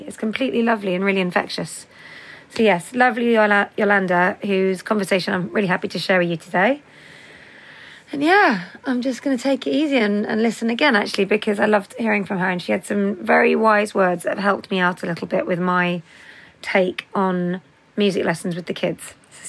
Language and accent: English; Sydney, New South Wales, Australia; So like, good day … I'm from Sydney, Australia.